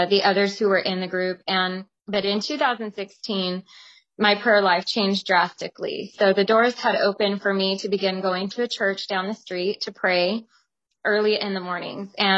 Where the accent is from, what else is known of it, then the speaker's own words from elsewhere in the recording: Tucson, Arizona, United States; moved away as an adult; also born or lived in Stockton, California / Weed, California / Los Angeles, California; I was also born and raised in Tucson, Arizona